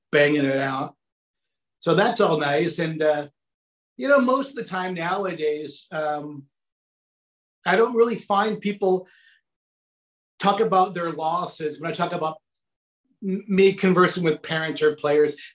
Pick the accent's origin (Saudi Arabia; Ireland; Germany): Saudi Arabia; I grew up, it was really kind of funky, but I grew up in Saudi Arabia and my dad worked for an company called Aramco back there.